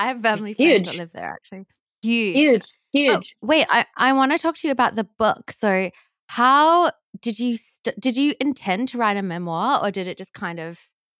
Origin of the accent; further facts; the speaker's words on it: Australia; now in New York, United States; I'm from Australia and I grew up with that.